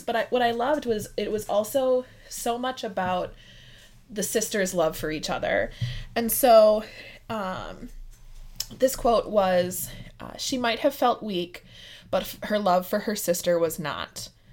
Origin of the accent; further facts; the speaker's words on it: Midwest, United States; I'm from the Midwest